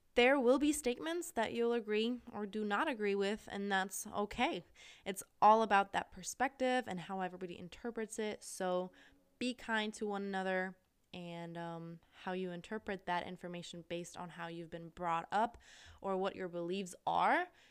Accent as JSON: {"language": "English", "country": "Austria", "also_born_or_lived": "Missouri, United States / California, United States / Asia", "moved": "as an adult", "said": "I'm from Austria, which is a really small country in, um, Middle Europe"}